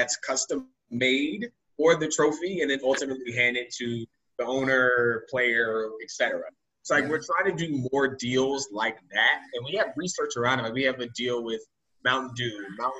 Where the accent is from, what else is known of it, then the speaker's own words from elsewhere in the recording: Atlanta, Georgia, United States; Bandwagon Nuggets fans. I'm from Atlanta. Bandwagon Hawks fans don't exist either.